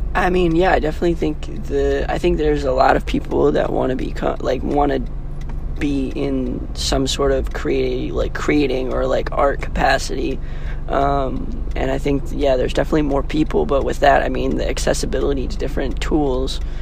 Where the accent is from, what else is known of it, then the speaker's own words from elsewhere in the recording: Kailua, Hawaii, United States; now in Los Angeles, United States; I'm from Kailua, Hawaii, which is on Oahu. It's a little small town, um, and I'm out here